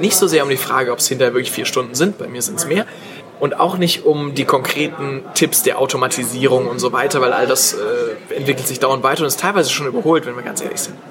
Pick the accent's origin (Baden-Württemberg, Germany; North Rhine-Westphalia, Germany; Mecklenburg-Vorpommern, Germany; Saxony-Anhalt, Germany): Baden-Württemberg, Germany; Stuttgart; ich komme aus Stuttgart